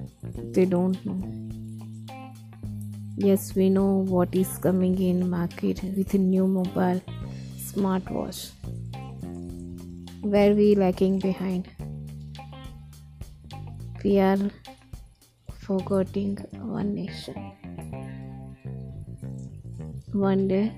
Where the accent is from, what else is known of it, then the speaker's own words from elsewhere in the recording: India; we are Indian